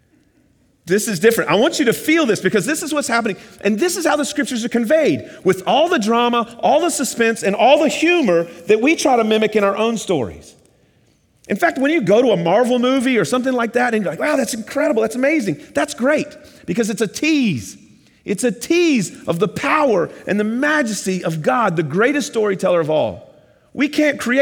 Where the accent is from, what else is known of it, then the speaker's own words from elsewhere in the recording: the South, United States; now in Miami, United States; I'm from the South